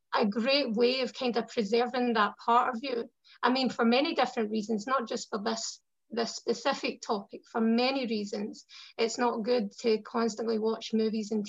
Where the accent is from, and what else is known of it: Scotland, United Kingdom